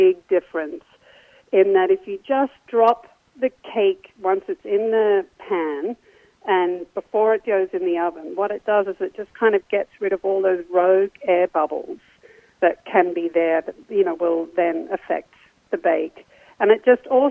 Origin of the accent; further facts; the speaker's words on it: Australia; when I was like a kid growing up in Australia